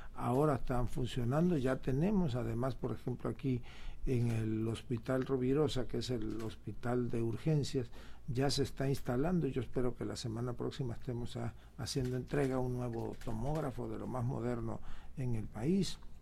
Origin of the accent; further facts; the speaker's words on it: Tabasco, Mexico; somos privilegiados los tabasqueños por haber nacido o habernos criado aquí entre tanta agua